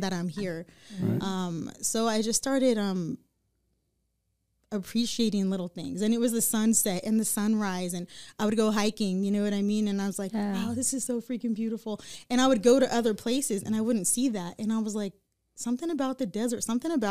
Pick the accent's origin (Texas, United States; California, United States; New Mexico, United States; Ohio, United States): California, United States; Lancaster; moved away as an adult; also born or lived in Redding, California; I was born in Lancaster